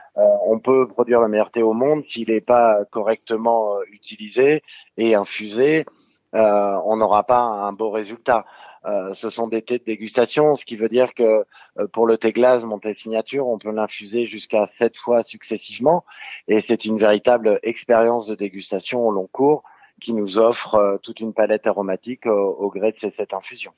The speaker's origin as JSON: {"language": "French", "region": "Brittany", "country": "France", "said": "chez nous en Bretagne"}